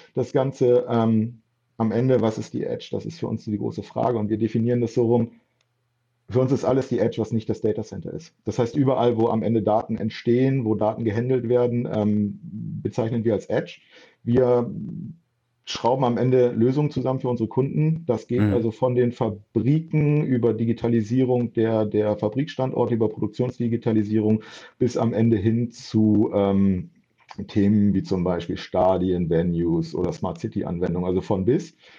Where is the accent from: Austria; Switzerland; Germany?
Germany; Bremen; moved away as an adult; also born or lived in Frankfurt; ich bin nach ähm, über zehn Jahren in Frankfurt äh, wieder nach Bremen zurückgezogen, meine Heimatstadt